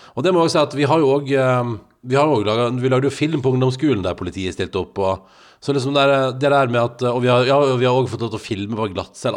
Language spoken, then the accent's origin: Norwegian; Norway; jeg er norsk